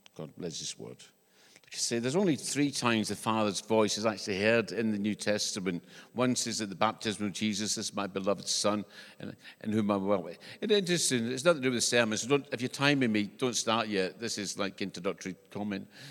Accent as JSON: {"language": "English", "region": "Scotland", "country": "United Kingdom", "tie": "born or raised there", "accent": "Scottish", "moved": "yes", "lives_now": "New Zealand", "said": "When I was growing up in, in Scotland, because I, I'm from Scotland, this is not an English accent."}